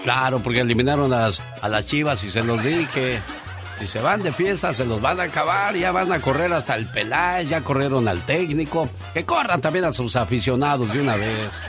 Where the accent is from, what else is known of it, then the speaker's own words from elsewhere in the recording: Guerrero, Mexico; now in United States; para nosotros en Guerrero